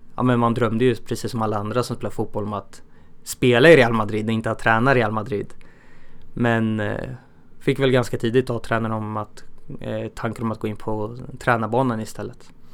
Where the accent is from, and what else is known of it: Örebro, Örebro County, Sweden; born or raised there